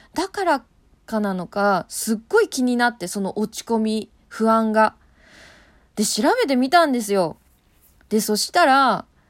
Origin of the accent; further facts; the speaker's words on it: Kanto, Japan; 関東人としては、落花生の産地といえば千葉なんですよ